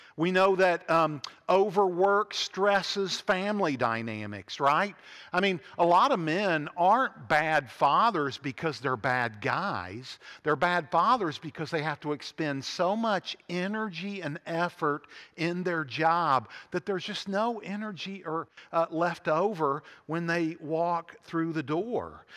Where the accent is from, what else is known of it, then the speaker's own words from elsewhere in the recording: Huntington, West Virginia, United States; When I was growing up in Huntington, West Virginia, in the nineteen seventies